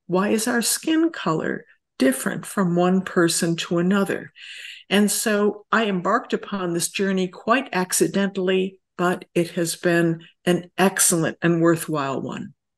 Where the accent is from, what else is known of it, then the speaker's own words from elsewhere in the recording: rural upstate New York, United States; moved away; I grew up in rural upstate New York